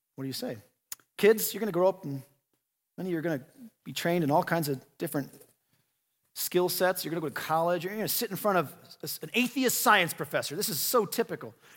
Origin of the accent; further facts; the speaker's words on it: United States; we're American